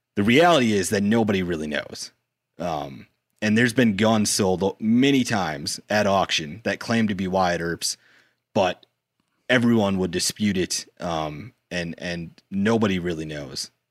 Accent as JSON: {"language": "English", "region": "South Dakota", "country": "United States", "said": "I'm from South Dakota, but I consider myself like an honorary Minnesotan."}